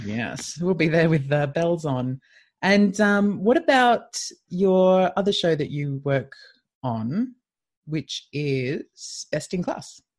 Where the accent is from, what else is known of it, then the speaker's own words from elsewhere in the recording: Leicester, East Midlands, United Kingdom; Best Debut Show at my hometown, Leicester Comedy Festival